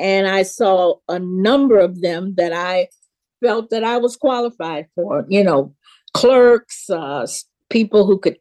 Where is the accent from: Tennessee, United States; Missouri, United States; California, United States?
Tennessee, United States; Memphis; I grew up in Memphis, Tennessee, and, born in 44.